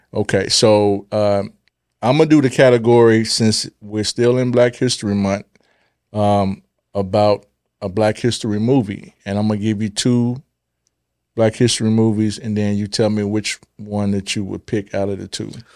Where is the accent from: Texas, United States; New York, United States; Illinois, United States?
Illinois, United States; Chicago; I was born in Chicago.